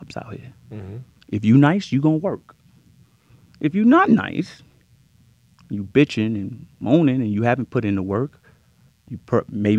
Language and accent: English; New York, United States; I'm from New York